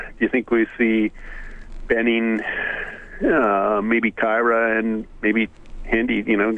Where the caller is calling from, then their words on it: Victoria, British Columbia, Canada; I'm calling from Victoria